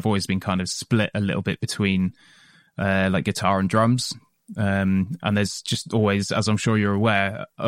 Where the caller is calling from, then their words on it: Taunton, South West England, United Kingdom; We are based around the Taunton area, so just outside of Taunton, in an industrial unit out there.